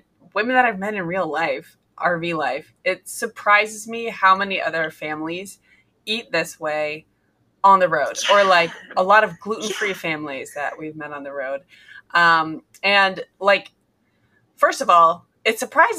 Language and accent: English; Nebraska, United States; we're from Nebraska, so I understand a miserable winter